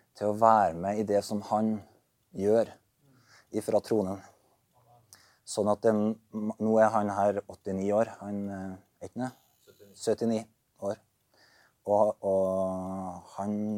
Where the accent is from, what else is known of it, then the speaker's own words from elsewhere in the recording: Berkåk, Trøndelag, Norway; moved away; jeg er fra Berkåk